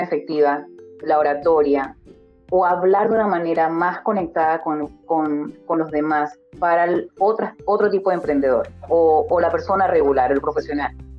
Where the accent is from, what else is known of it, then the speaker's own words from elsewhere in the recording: Panama; en culturas donde yo crecí, por ejemplo, en Panamá